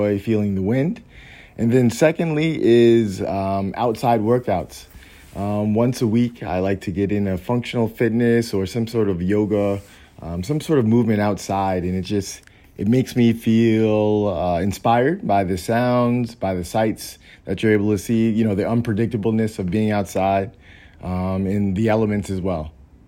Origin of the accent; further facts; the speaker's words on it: New York, United States; I'm from New York